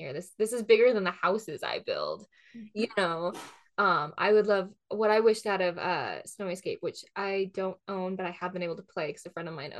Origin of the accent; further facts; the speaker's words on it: outside of Seattle, Washington, United States; I grew up outside of Seattle